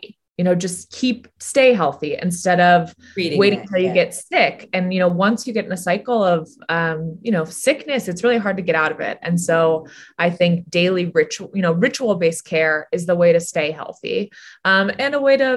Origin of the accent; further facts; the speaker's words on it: San Francisco, California, United States; a woman I grew up with in San Francisco